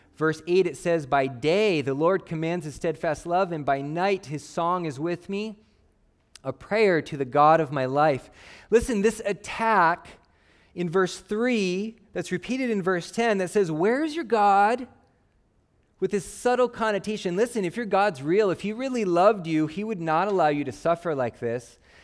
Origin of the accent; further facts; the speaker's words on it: Phoenix, Arizona, United States; I grew up in Phoenix, Arizona